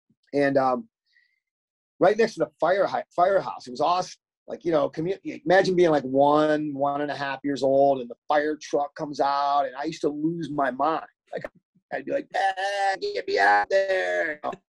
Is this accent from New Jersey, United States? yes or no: no; Oberlin, Ohio, United States; moved away as an adult; also born or lived in Pennsylvania; that's where I grew up in Oberlin.